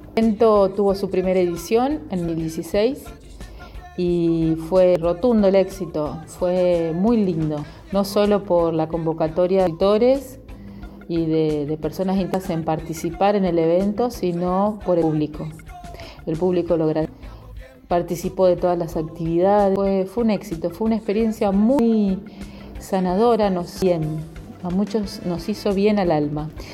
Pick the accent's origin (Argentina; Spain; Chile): Argentina; Santa Fe; soy de acá, de Santa Fe